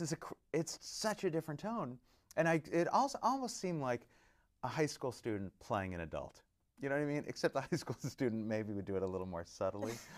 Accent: Orange County, California, United States; growing up in Orange County

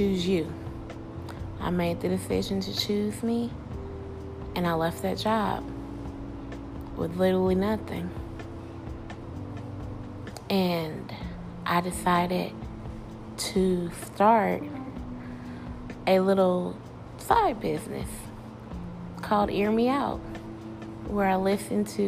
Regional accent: Alabama, United States; moved away as an adult; also born or lived in Tennessee; I had to leave my home in Tennessee and go back to my hometown in Alabama

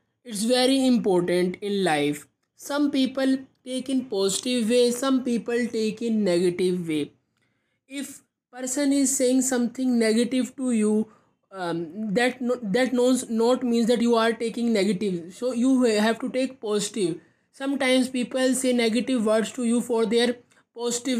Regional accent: India; I am from India.

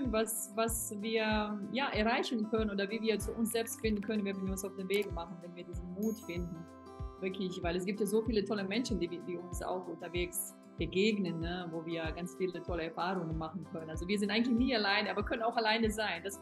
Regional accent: Bosnia & Herzegovina; im Sommer bin ich dann in Europa, also auch in meiner Heimat, Bosnien und Herzegowina

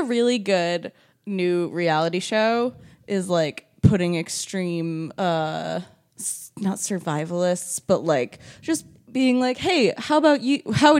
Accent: New England, United States; now in California, United States; I'm from New England. I've lived through plenty of blizzards.

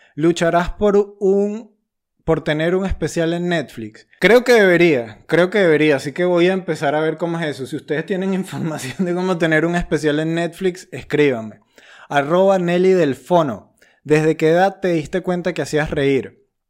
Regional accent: Venezuela; moved away as an adult; also born or lived in London, United Kingdom / Cádiz, Spain; now in Madrid, Spain; Emigré de Venezuela cuando fui a Inglaterra

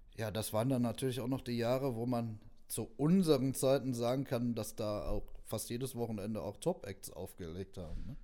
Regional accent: Neheim, North Rhine-Westphalia, Germany; wir kommen aus Neheim

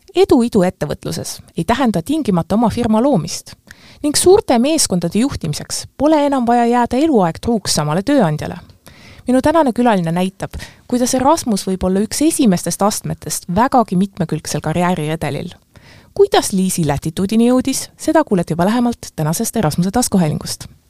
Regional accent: Pärnu, Pärnu County, Estonia; ma ise olen ka pärnakas

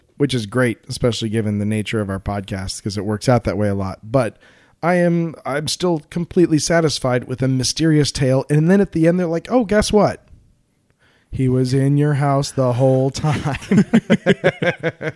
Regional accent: Colorado, United States; I'm from Colorado

